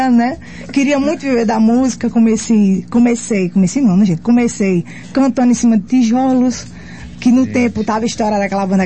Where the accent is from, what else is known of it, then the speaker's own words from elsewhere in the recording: Northeast Region, Brazil; Eu sou nordestina, só sei dançar dois pra lá, dois pra cá.